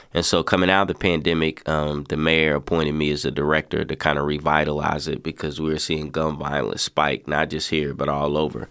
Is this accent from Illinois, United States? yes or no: no; Lexington, Kentucky, United States; born or raised there